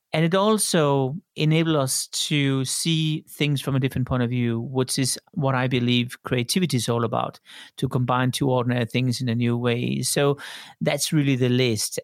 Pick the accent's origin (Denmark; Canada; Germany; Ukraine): Denmark; also born or lived in Sydney, Australia / Tokyo, Japan / Paris, France / London, United Kingdom; now in Switzerland; I grew up in Denmark